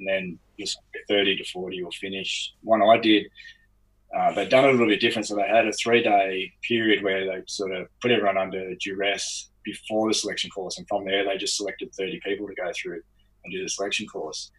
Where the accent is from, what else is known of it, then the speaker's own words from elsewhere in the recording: Lower Blue Mountains, outside Sydney, New South Wales, Australia; I grew up outside of Sydney, so in the Lower Blue Mountains